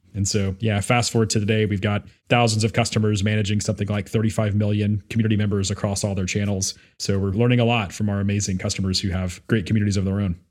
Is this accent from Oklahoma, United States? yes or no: no; Memphis, Tennessee, United States; my hometown of Memphis, Tennessee